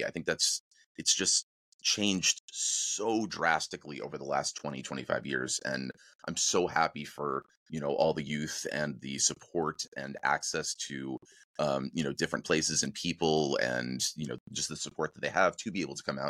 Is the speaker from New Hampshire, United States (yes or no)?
yes; New Hampshire, United States; moved away as an adult; also born or lived in New Jersey / Richmond, Virginia; now in Los Angeles, United States; I was born in Jersey. I grew up there for a little while and then moved up to Southern New Hampshire, followed by Central New Hampshire, went to high school, went to college in Richmond, Virginia